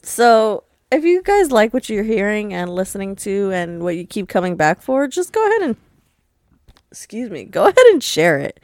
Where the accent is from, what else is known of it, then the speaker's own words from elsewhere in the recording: New York, United States; I'm from New York